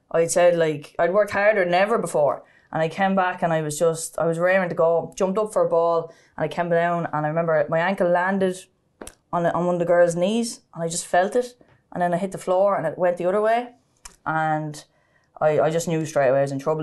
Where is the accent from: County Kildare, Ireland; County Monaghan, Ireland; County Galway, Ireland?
County Kildare, Ireland; Sallins; I'm from Salins, um, Saint Bridget's Terrace was where I grew up